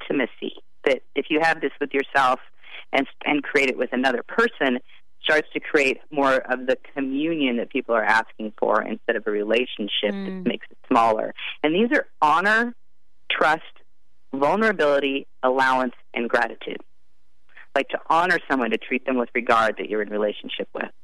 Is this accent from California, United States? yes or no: yes; Santa Fe, California, United States; my hometown, Santa Fe, California